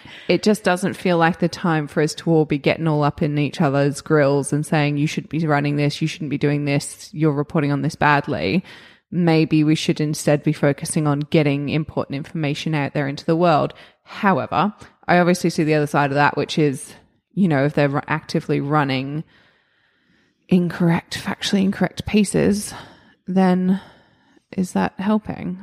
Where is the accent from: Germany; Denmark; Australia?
Australia